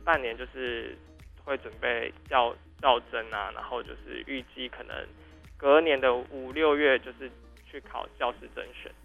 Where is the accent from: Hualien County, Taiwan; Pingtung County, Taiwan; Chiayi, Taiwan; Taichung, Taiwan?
Taichung, Taiwan; moved away as an adult; now in Tainan, Taiwan; 我是台中人